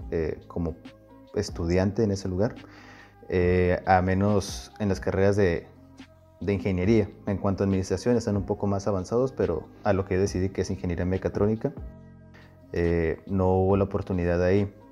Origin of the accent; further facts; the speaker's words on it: Puebla, Mexico; now in Guasave, Mexico; no soy sinaloense, no le hagan caso, soy de Puebla, mm. pero fue en Sinaloa.